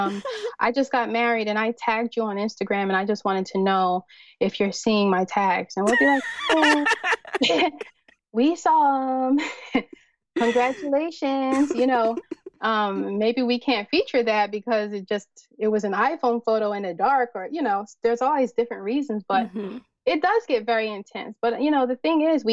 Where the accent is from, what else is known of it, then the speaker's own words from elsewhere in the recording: United States; a Nigerian woman, you know, born and raised here in America